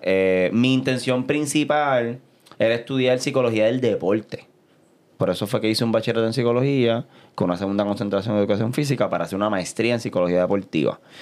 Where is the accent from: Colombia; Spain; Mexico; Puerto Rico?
Puerto Rico; Caguas; also born or lived in San Juan, Puerto Rico; Yo soy mitad sanjuanero y mitad cagüeño. Así que en aquel momento de mi vida vivía en Caguas